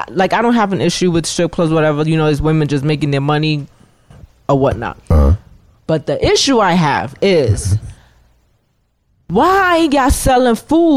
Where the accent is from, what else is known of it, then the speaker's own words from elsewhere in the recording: New York City, New York, United States; I'm from the Bronx.